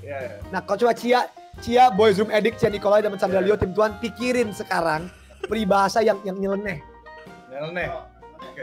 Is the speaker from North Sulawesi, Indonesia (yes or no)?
no; Jakarta, Indonesia; Gue setengah Flores, setengah Manado, lahir di Jakarta. Gue orang Indonesia.